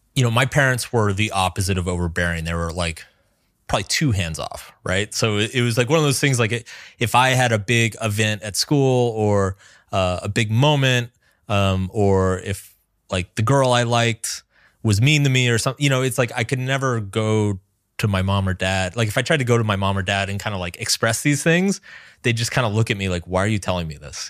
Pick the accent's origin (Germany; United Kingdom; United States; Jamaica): United States; American South; I grew up in the American South